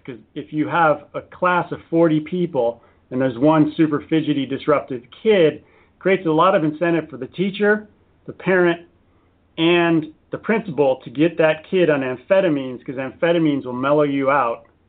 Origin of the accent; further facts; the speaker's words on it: San Diego, California, United States; I'm an American. I was born in, in San Diego.